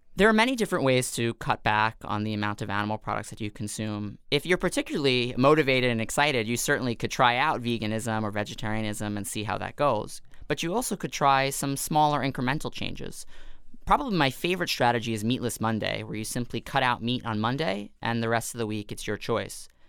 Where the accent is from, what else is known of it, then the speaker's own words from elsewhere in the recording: New York City, New York, United States; I grew up in Staten Island, New York, which is not known to be the most progressive of places in terms of New York City.